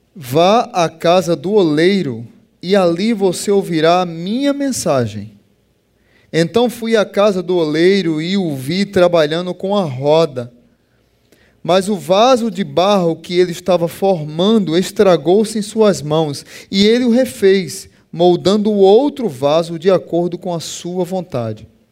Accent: Pernambuco, Brazil; eu sou pernambucano

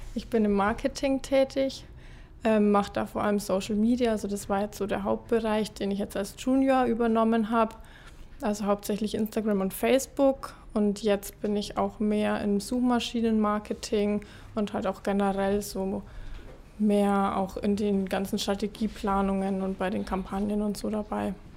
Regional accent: Ingolstadt, Bavaria, Germany; ich bin 24, bin aus Ingolstadt

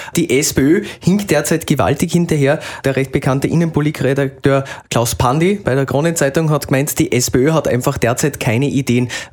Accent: Salzburg, Austria; sage ich als Salzburger

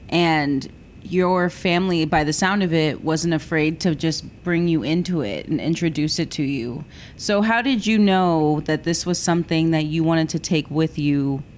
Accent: Corpus Christi, Texas, United States; I'm from Corpus and I love this place

